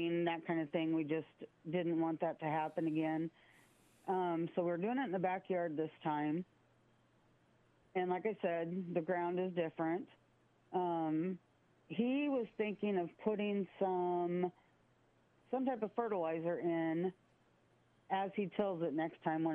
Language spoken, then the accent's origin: English; Council Bluffs, Iowa, United States; moved away; I'm from the Council Bluffs, Omaha area. Council Bluffs, actually.